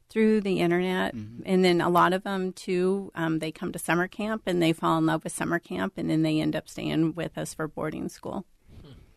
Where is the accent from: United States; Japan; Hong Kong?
United States; Florida; now in Minnesota, United States; I'm from Florida originally